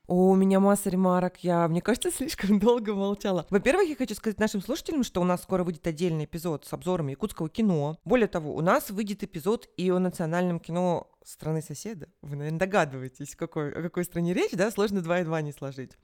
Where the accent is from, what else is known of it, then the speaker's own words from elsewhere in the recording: Moscow, Russia; moved away as an adult; я как москвичка, пусть и во временном изгнании, ну, скажем, отъезде